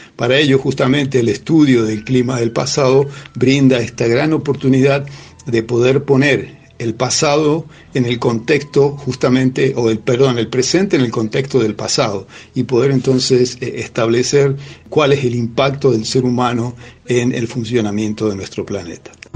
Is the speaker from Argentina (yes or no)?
yes; San Rafael, Mendoza, Argentina; also born or lived in La Plata / Santiago del Estero / Colorado / Columbia; Yo soy originario de San Rafael, eh, aquí en la provincia de Mendoza, muy orgulloso de ser del sur de la provincia